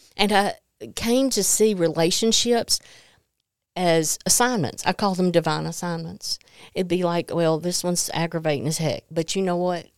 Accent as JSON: {"language": "English", "region": "Mississippi", "country": "United States", "tie": "born or raised there", "said": "I grew up in Mississippi"}